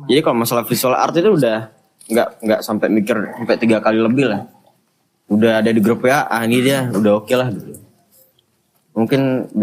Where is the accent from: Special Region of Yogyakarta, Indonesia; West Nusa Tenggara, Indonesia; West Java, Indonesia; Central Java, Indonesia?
West Nusa Tenggara, Indonesia; ya aku sendiri dari Lombok.